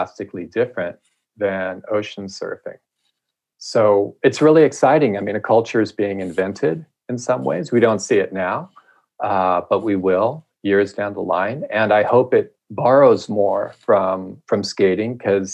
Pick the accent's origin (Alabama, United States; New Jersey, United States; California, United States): California, United States; Huntington Beach; moved away; also born or lived in San Francisco; I grew up in Huntington Beach in Southern California